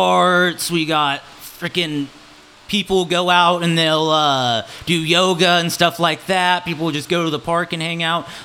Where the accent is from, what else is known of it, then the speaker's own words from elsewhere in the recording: Olathe, Kansas, United States; also born or lived in Portland, Oregon / Florida; I was born in Olathe, Kansas, a little suburb of Kansas City